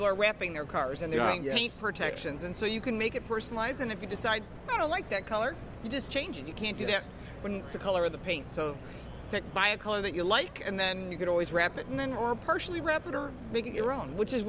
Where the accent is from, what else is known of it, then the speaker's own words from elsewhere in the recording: Buffalo, New York, United States; I'm from Buffalo.